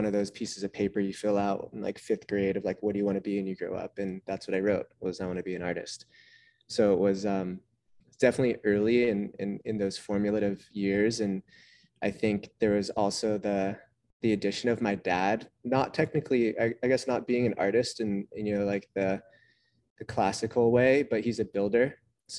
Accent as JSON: {"language": "English", "town": "Santa Cruz", "region": "California", "country": "United States", "tie": "born or raised there"}